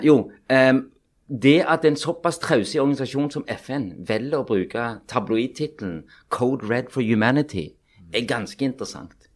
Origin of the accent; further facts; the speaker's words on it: Pakistan; also born or lived in Sandnes, Norway / Oslo, Norway; now in Norway; jeg er jo født og vokst opp i Pakistan